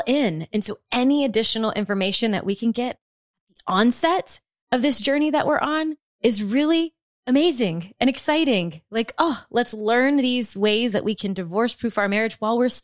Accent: South Louisiana, United States; now in Austin, United States; I'm from South Louisiana, deep South Louisiana, and then my husband and I choose Austin as home now

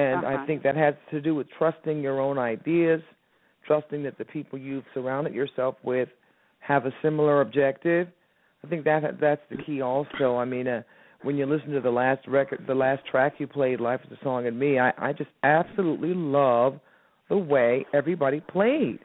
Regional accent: Miami, Florida, United States; moved away as an adult; now in New York, United States; I'm from Miami originally. I started my career there, and then I, you know, took a leap of faith and moved to New York

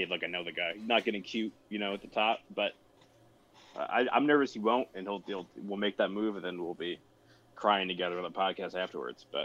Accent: New York, United States; also born or lived in New England; I grew up in upstate New York. I lived in New England for a long time. Now I'm down here.

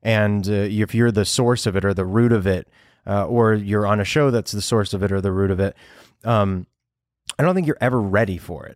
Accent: Los Angeles, California, United States; I know all of Los Angeles because growing up here

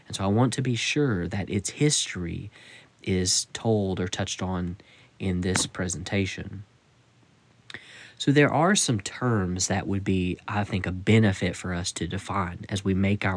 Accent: United States; I'm speaking from the Western mentality here in the United States

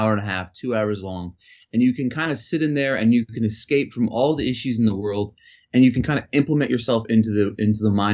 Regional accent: Philadelphia, Pennsylvania, United States; I'm from Philly

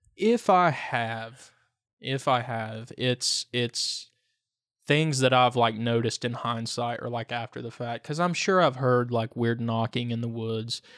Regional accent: Lee County, Virginia, United States; now in Wise, United States; I grew up in Lee County

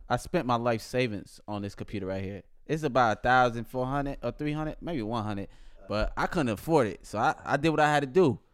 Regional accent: Buffalo, New York, United States; also born or lived in Somaliland; only nigga from Buffalo, New York

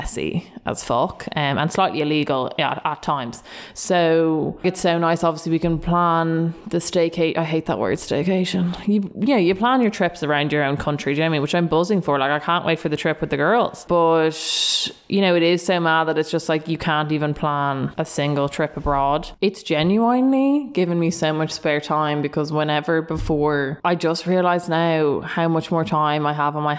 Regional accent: Dublin, Leinster, Ireland; we're both from Dublin

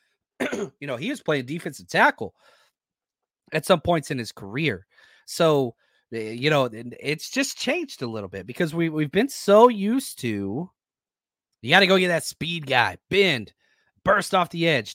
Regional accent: Texas, United States; I, I grew up in Texas

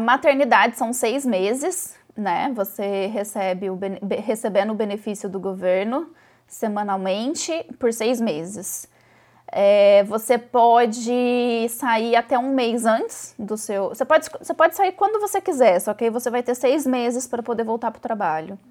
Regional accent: Brazil; now in Ireland; eu e meu marido somos brasileiros

